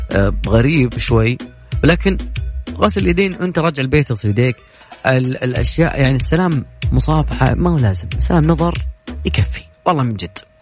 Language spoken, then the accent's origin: Arabic; Saudi Arabia; عندنا في السعودية